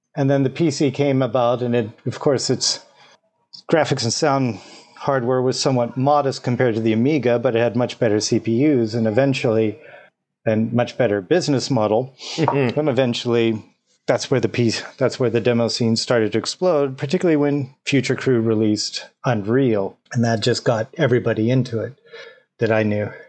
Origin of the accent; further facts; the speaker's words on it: Amarillo, Texas, United States; I'm from Amarilla